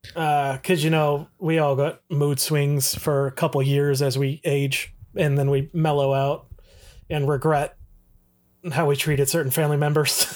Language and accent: English; Toledo, Ohio, United States; I'm from the Toledo area